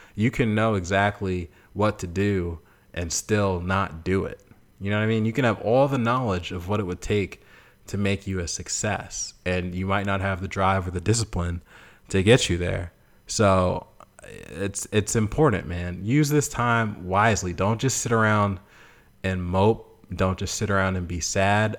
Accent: Boston, Massachusetts, United States; moved away as an adult; now in Memphis, United States; I'm from Boston

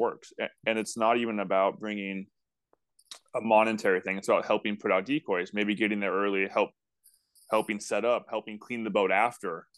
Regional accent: Bay Area, Northern California, United States; I grew up in Northern California in the Bay Area

